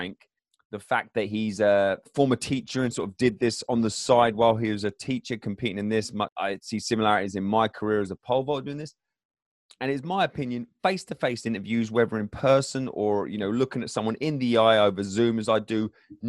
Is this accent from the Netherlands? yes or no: no; England, United Kingdom; I'm English